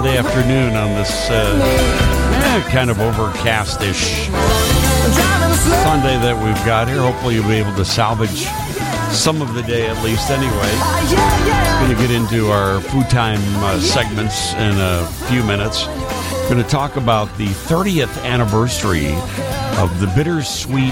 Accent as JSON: {"language": "English", "town": "Chicago", "region": "Illinois", "country": "United States", "tie": "born or raised there", "said": "When I was growing up in the South Shore neighborhood, on 79th Street"}